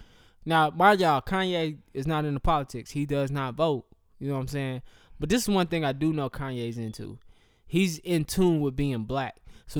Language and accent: English; Atlanta, Georgia, United States; I'm making a visual to show you that I'm from Atlanta, Georgia. I am from Georgia, period.